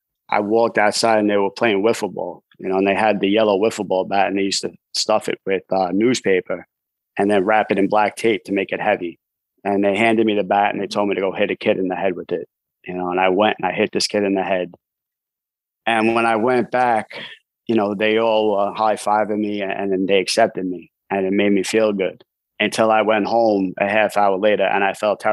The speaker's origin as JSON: {"language": "English", "town": "New York City", "region": "New York", "country": "United States", "tie": "born or raised there", "also_born_or_lived": "Staten Island, New York", "said": "I'm from New York City. I grew up in Brooklyn, New York."}